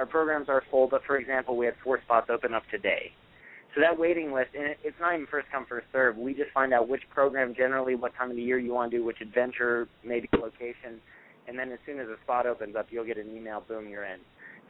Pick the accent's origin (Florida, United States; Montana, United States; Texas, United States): Montana, United States; To me, I grew up in Montana. I think our whole state's like twice as big as the Northeast